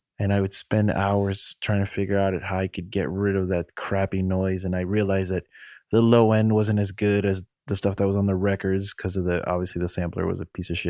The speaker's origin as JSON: {"language": "English", "region": "New York", "country": "United States", "tie": "born or raised there", "moved": "yes", "lives_now": "Miami, United States", "said": "So I'm one of seven children. We grew up in New York, and I grew up spending a lot of time in my grandmother's house."}